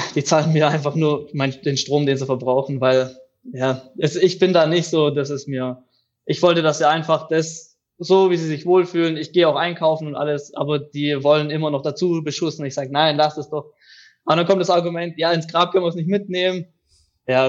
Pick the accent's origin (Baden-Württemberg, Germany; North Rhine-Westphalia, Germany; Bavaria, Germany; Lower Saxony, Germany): Baden-Württemberg, Germany; near Reutlingen, Tübingen, Metzingen; Ich komme aus dem Süden Deutschlands, am Fuße der Schwäbischen Alb, aus der Nähe von Reutling, Tübingen beziehungsweise Outlet Metzing